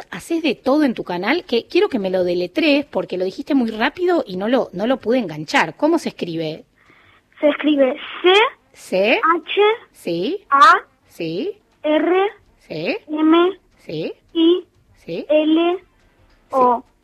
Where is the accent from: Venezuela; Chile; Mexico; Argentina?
Argentina; Buenos Aires; Sí, soy de Flores.